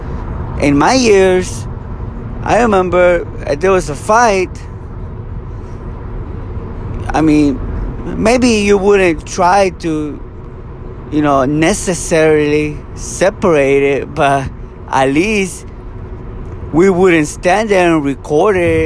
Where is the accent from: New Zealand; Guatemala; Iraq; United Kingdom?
Guatemala; now in California, United States; I'm born and raised in Guatemala. Came here to the U.S. the late 90s